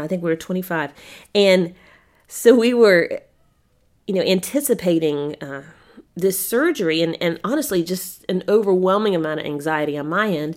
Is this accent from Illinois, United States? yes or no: no; Spartanburg, South Carolina, United States; my hometown, Spartanburg, South Carolina